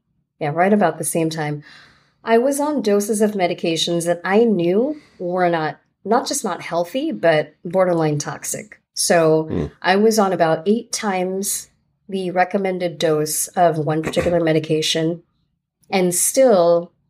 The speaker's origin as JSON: {"language": "English", "town": "Fair Lawn", "region": "New Jersey", "country": "United States", "tie": "born or raised there", "also_born_or_lived": "New York City", "said": "I grew up in New Jersey"}